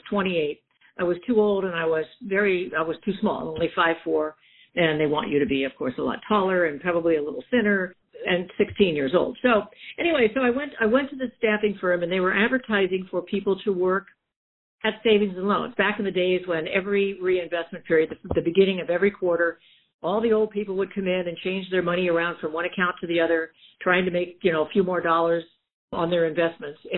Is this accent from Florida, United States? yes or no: yes; Florida, United States; moved away as an adult; also born or lived in Key West / Charleston / Norfolk, Virginia / Portsmouth, New Hampshire; now in San Diego, United States; I'm from Florida.